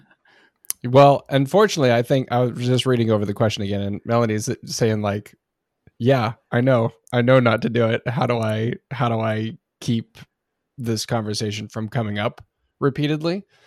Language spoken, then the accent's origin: English; Oregon, United States; I grew up in Oregon